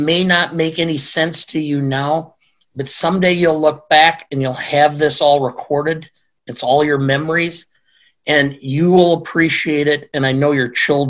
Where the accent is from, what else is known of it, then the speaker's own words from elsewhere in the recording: Beloit, Wisconsin, United States; Beloit, which is my hometown.